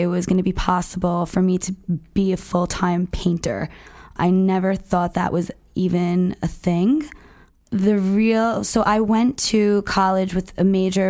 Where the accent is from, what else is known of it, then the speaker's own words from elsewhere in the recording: New Jersey, United States; I'm from New Jersey